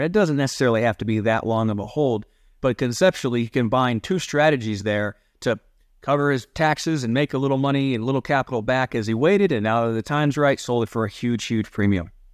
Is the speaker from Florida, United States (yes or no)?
no; Ohio, United States; now in Colorado, United States; I grew up in Ohio where, again, the Great Lakes right there, Lake Erie